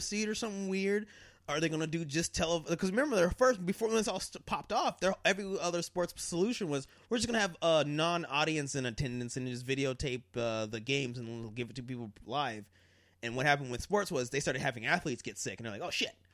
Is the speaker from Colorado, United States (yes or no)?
yes; Colorado, United States; when I grew up in Colorado